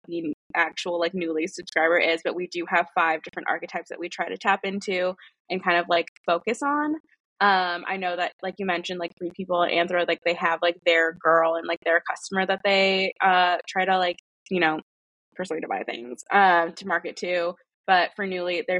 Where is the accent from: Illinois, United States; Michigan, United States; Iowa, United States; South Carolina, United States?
Illinois, United States; Chicago; moved away as an adult; now in Philadelphia, United States; I'm originally from Chicago